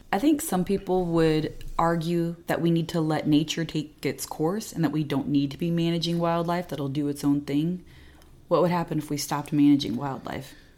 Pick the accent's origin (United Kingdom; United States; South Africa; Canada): United States; Indiana; moved away as an adult; also born or lived in Texas; I grew up here in Indiana, and then I went to Texas